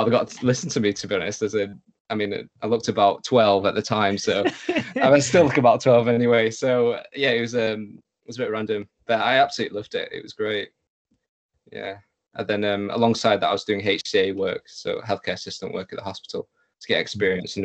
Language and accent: English; Lancaster, North West England, United Kingdom; Being from Lancaster, it was, you know, growing up in the same place.